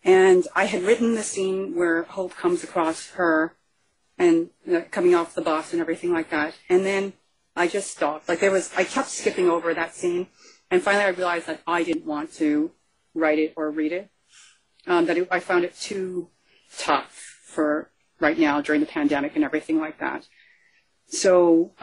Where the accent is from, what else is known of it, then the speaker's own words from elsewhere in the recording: Canada; I'm from Canada.